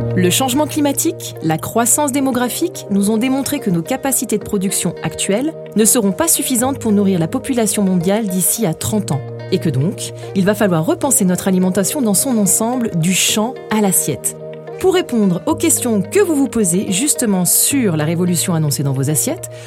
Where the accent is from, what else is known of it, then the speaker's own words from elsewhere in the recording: France; nous sommes français